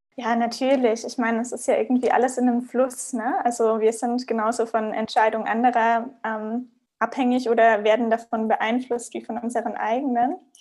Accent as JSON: {"language": "German", "region": "Southern Germany", "country": "Germany", "tie": "born or raised there", "also_born_or_lived": "Ghana", "moved": "as an adult", "said": "bin aus der Heimat ähm, in Süddeutschland weggezogen"}